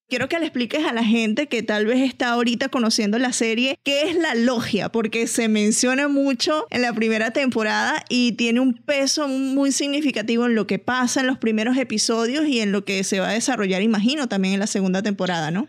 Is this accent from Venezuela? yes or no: yes; Venezuela; yo soy venezolana